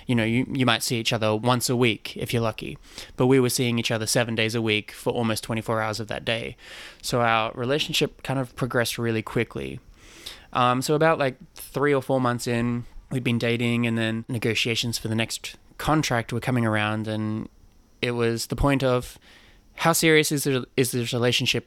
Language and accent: English; Sydney, New South Wales, Australia; moved away as an adult; also born or lived in Chicago; now in New York, United States; I'm originally Australian, yes. Sydney born and raised